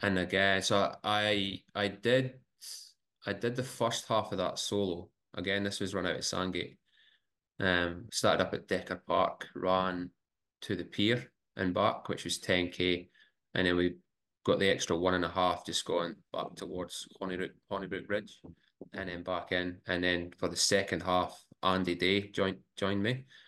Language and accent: English; Scotland, United Kingdom; now in Brisbane, Australia; growing up in Scotland.